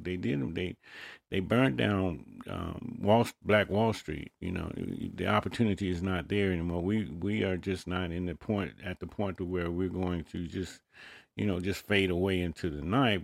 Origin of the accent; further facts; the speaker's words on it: United States; I was born in America